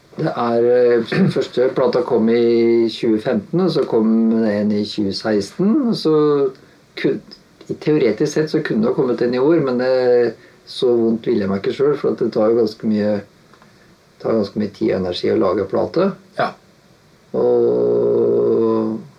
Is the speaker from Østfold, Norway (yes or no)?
yes; Halden, Østfold, Norway; moved away as an adult; now in Oslo, Norway; Kommer fra Halden, flytta til Oslo i eh, ja, Jeg var en sånn 18 Rundt 18-19 år, kanskje.